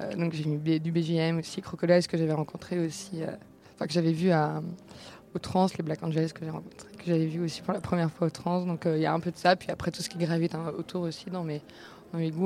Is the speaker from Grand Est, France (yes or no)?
no; Rennes, Brittany, France; j'ai grandi à Rennes